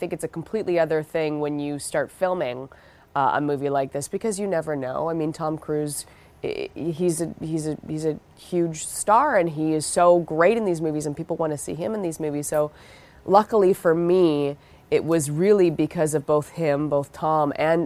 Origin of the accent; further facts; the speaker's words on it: Vancouver, British Columbia, Canada; I grew up in Vancouver, and I did theater in high school